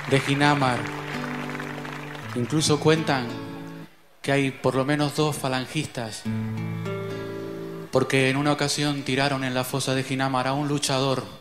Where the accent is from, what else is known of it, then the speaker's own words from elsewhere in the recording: Canary Islands, Spain; Como canario que soy